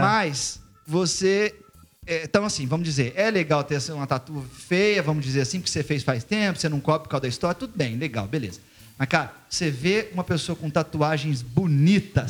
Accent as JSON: {"language": "Portuguese", "town": "Barretos", "region": "São Paulo", "country": "Brazil", "moved": "yes", "said": "eu sou de, de, uma cidade pequena, de Barretos, e venho de lá"}